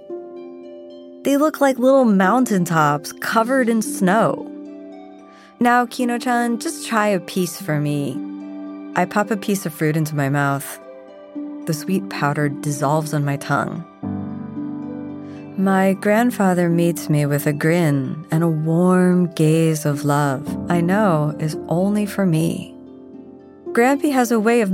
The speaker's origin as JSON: {"language": "English", "region": "South Florida", "country": "United States", "tie": "born or raised there", "said": "Growing up in South Florida with a Japanese mom and a Scottish dad, both first generations born in the United States"}